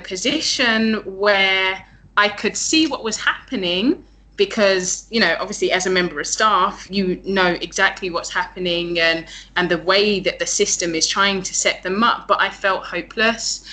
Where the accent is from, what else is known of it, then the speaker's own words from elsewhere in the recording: London, United Kingdom; moved away as an adult; now in Chiang Mai, Thailand; Born and raised in London, the UK